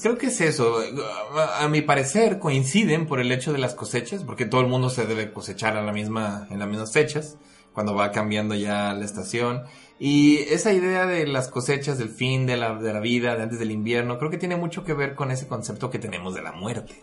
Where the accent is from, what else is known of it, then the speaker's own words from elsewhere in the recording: Mexico; yo como mexicano